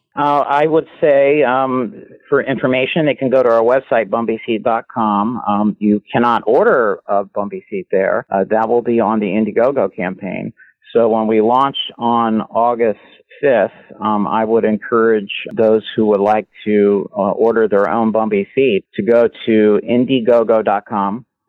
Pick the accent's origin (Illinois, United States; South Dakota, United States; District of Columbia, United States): District of Columbia, United States; Washington; moved away as an adult; now in California, United States; I grew up in the Washington, D.C. area, and I came to California when I was 19